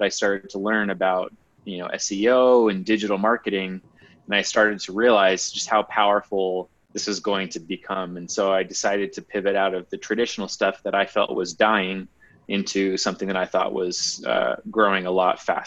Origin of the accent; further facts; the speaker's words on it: Las Vegas, Nevada, United States; moved away as an adult; now in Utah, United States; I'm actually from Las Vegas. That's where I grew up